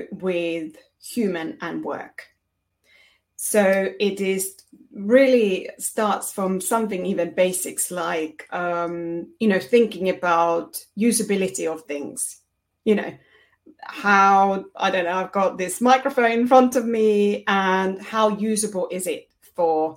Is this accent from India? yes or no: no; Finland; moved away as an adult; now in United Kingdom; originally I'm from Finland